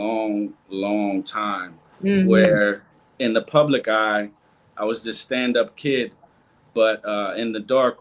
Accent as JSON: {"language": "English", "town": "Lancaster", "region": "Pennsylvania", "country": "United States", "tie": "born or raised there", "also_born_or_lived": "Bronx, New York City", "said": "I'm originally from New York City, the Bronx. And at the age of 5, I moved to Lancaster, Pennsylvania"}